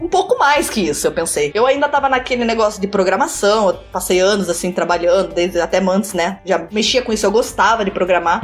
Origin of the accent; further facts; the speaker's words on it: Curitiba, Paraná, Brazil; moved away as an adult; now in Canada; Eu sou de Curitiba. Acho que pelo meu sotaque vai ficar meio aparente